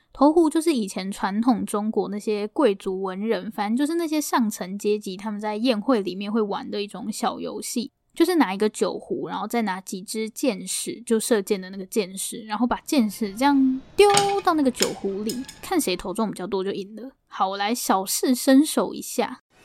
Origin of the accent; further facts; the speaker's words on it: Taoyuan, Taiwan; 我就是桃园人